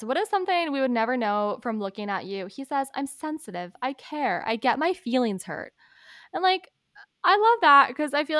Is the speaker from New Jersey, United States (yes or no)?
yes; New Jersey, United States; also born or lived in Philadelphia, Pennsylvania